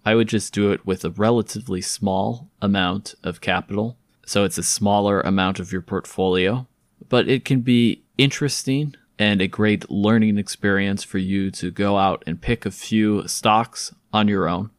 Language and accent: English; California, United States; some of my perspective comes as a Californian